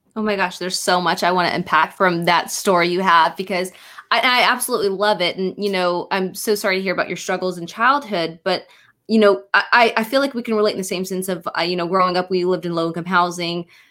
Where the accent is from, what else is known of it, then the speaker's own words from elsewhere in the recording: Rush Springs, Oklahoma, United States; I'm from from Rush Springs, so it's about. I, I think it's about an hour and a half, maybe two or three hours from uh, Tulsa